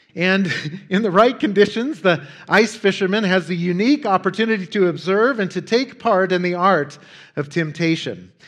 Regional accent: Wyoming, United States; Growing up in Wyoming, uh, as I have Wyomingeites, uh, like others who live in remote parts of the world, often have to imagine ways to entertain ourselves.

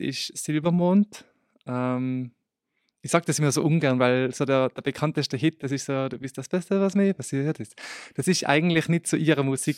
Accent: Obsteig, Tyrol, Austria; moved away as an adult; now in Innsbruck, Austria; Eigentlich komme ich aus Obsteig und ich bin jetzt eben seit eh seit Beginn dieses Jahres in Innsbruck

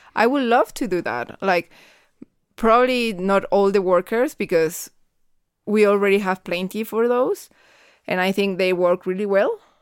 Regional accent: Guadalajara, Jalisco, Mexico; I'm from Guadalajara, Jalisco

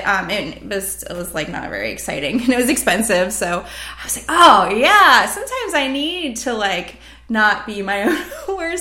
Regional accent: United States; first language English; in America, where I'm in my own country speaking my native language to another native speaker

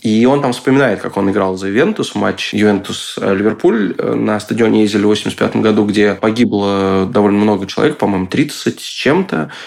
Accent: Moscow, Russia; я вырос э, в Лефортово

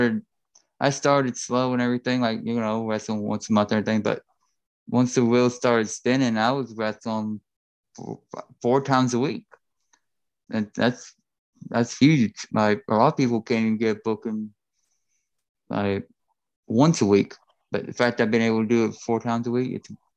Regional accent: Crossville, Tennessee, United States; Crossville, Tennessee. That is my hometown

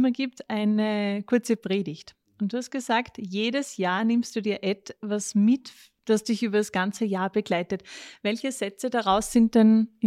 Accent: Styria, Austria; Ich habe auch gelesen, wir sind ja beide aus der Steiermark.

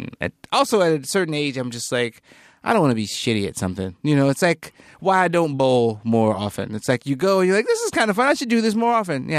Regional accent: North Carolina, United States; When I was growing up in North Carolina

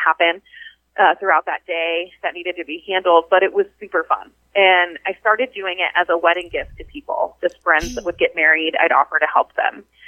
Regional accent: Wichita, Kansas, United States; also born or lived in northern Illinois; I grew up here in Wichita, Kansas

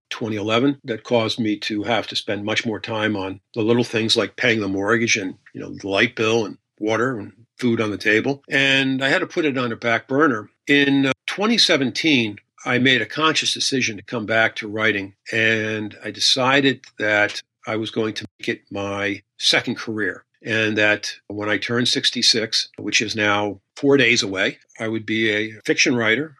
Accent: Pennsylvania, United States; I returned to my hometown upon graduation and they had an opening on the department

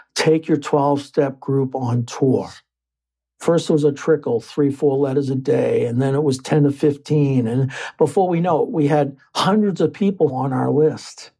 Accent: Lynn, Massachusetts, United States; growing up in Lynn, Massachusetts in the 70s was no picnic

